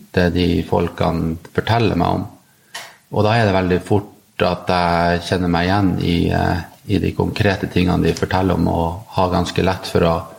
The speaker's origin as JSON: {"language": "Norwegian", "town": "Narvik", "region": "Nordland", "country": "Norway", "moved": "yes", "lives_now": "Oslo, Norway", "said": "Jeg er nordlending. Jeg kommer fra Narvik opprinnelig jeg bor i Oslo."}